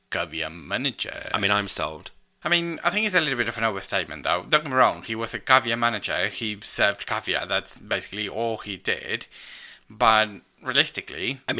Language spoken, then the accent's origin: English; Argentina; moved away as an adult; now in United Kingdom